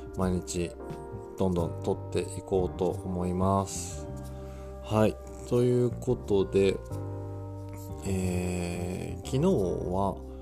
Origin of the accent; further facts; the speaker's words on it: Yamagata, Japan; 地元の山形県の、えー、テレビ局